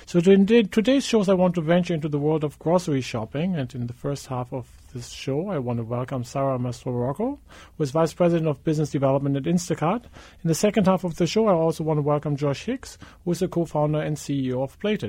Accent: Germany; English is a second language; Now, as your listeners have probably noticed, I'm German. I grew up in West Germany and went to college at the University in Mannheim in 1988, where I rented a small apartment.

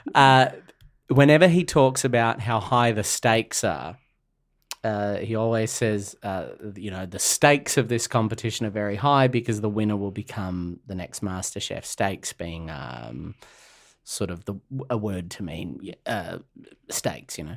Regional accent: Australia; as an Australian

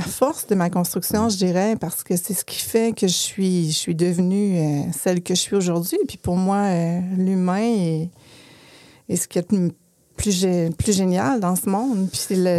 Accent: Chicoutimi, Quebec, Canada; now in Quebec City, Canada; je viens de Chicoutimi, mais j'habite bien Québec maintenant

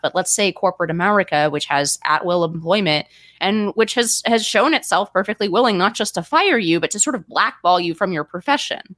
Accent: California, United States; I'm a Californian

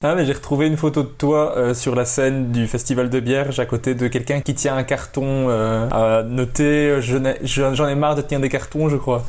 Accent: Belgium; accent: Belgian

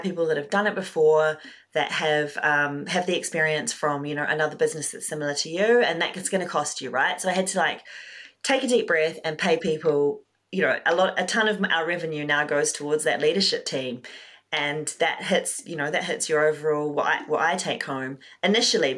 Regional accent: New Zealand; moved away as an adult; also born or lived in London, United Kingdom; So I'm Kiwi, New Zealander, but I moved to London 15 years ago

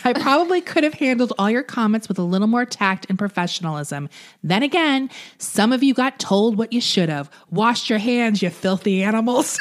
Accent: New York, United States; now in Los Angeles, United States; I'm from New York originally

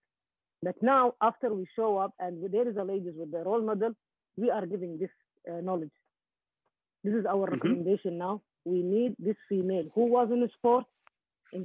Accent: Qatar; we are from Gulf also, especially in Qatar

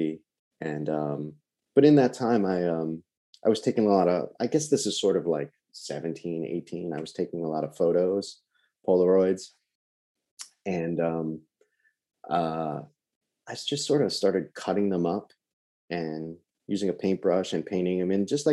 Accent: Long Island, New York, United States; I'm from New York, Long Island originally, born and raised

